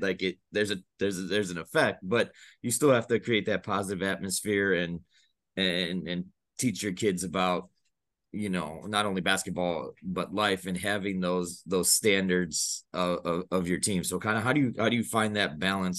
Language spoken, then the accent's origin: English; Chicago, Illinois, United States; I'm from the Chicago suburbs.